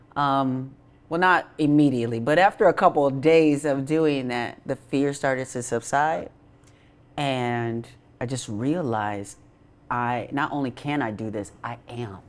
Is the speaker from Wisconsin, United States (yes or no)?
yes; Racine, Wisconsin, United States; moved away; I'm from Racine, Wisconsin.